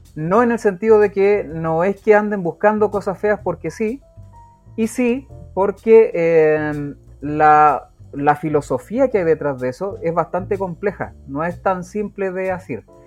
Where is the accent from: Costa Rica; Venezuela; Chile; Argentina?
Chile; Rancagua, O'Higgins; Yo soy de Rancagua, por eso digo la capital